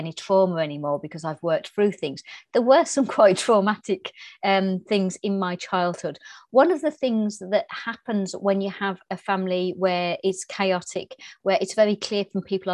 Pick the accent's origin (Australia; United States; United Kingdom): United Kingdom; Birmingham, West Midlands; I was brought up in Birmingham in England.